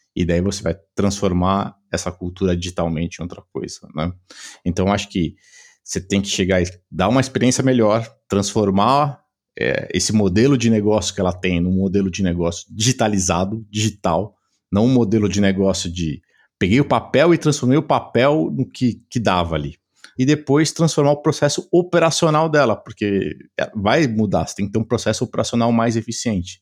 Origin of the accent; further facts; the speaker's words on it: São Paulo, Brazil; sou de São Paulo, né? Dá para o pessoal talvez veja pelo sotaque aqui um pouquinho diferente